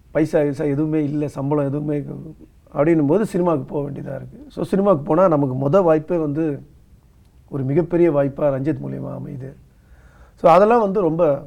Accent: outside Chennai, Tamil Nadu, India; நான் பிறந்து வளர்ந்ததெல்லாம் சென்னைக்கு வெளியிலன்றதுனால

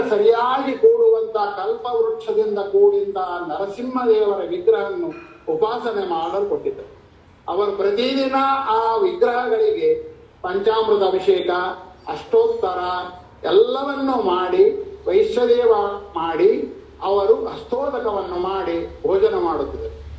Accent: Kowthalam, Andhra Pradesh, India; also born or lived in Sirwar, Karnataka; ನಮ್ಮ ಕೋತಾ ಗ್ರಾಮದಲ್ಲಿ

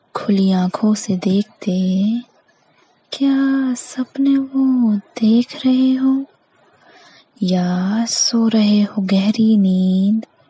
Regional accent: Madhya Pradesh, India; मैं मध्य प्रदेश की निवासी हूँ

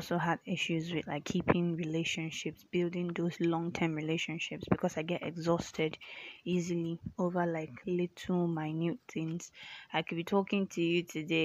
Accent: Nigeria; also born or lived in Lagos, Nigeria; I'm a Nigerian

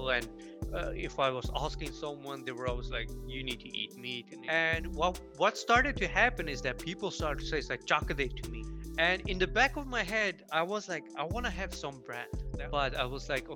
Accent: Tumba, Stockholm County, Sweden; I grew up in this city, actually, where I'm living right now, in Tumba, which is south of Stockholm

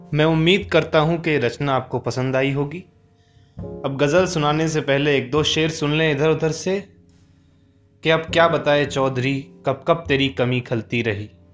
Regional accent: Aligarh, Uttar Pradesh, India; मैं अलीगढ़ उत्तर प्रदेश का रहने वाला हूँ

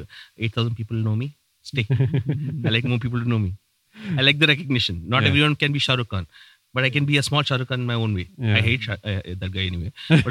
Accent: Saudi Arabia; Dude, I was raised in Saudi. I have never seen a bike in my life.

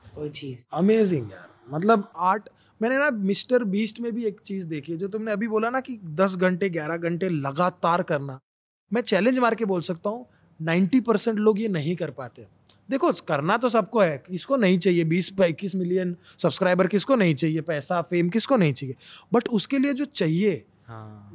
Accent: Mumbai, Maharashtra, India; मुंबई में पला बड़ा आदमी है

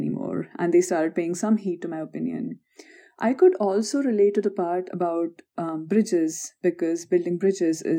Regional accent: India; now in North Carolina, United States; we hail from the Indian society

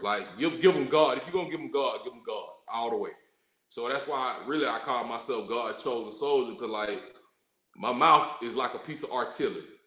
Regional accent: College Park, Georgia, United States; accent: drawl, twang; also born or lived in Morrow, Georgia; I was raised in College Park, Georgia. So you hear the drawl in my voice, you hear the twang

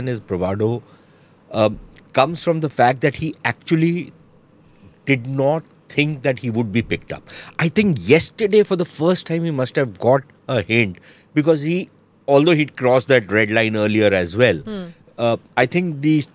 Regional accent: India; I'm an Indian

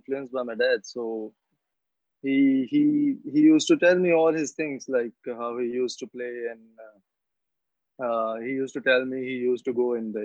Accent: Malpur, Punjab, India; I'm from Malpur, so in Malpur there's no cricket, there's no hockey

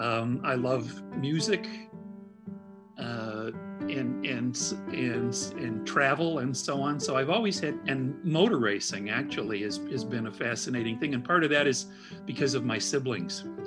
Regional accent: Midwest, United States; also born or lived in Indianapolis; being a Midwesterner, it was really great for me to be able to relocate to Indianapolis mm-hmm. um, and and be near family in Chicago

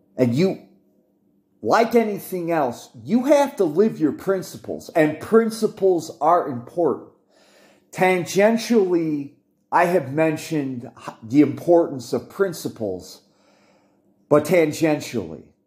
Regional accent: United States

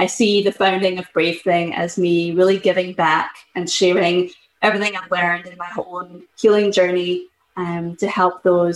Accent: Scotland, United Kingdom; moved away as an adult; now in Boston, United States; I'm originally from Scotland, but I've lived in Boston for the best part of the last decade. And I moved to the US when I was 20

